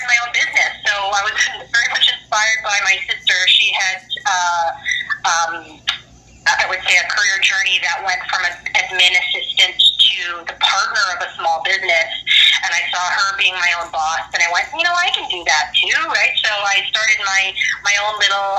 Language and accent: English; Vancouver, British Columbia, Canada; also born or lived in Montreal, Canada; I was born in Montreal, Canada, so that's the first city my parents immigrated to from the Philippines. So my older sister and I were born there, and shortly after I was born, we moved to the West Coast